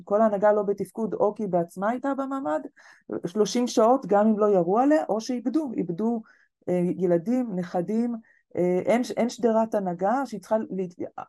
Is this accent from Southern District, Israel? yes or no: yes; Kfar Aza, Southern District, Israel; moved away; אני במקור מכפר עזה